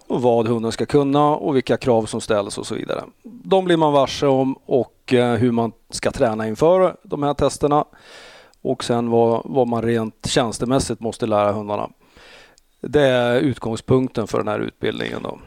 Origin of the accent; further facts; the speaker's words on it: Eskilstuna, Södermanland, Sweden; moved away as an adult; also born or lived in Växjö; now in Stockholm, Sweden; jag är från Eskilstuna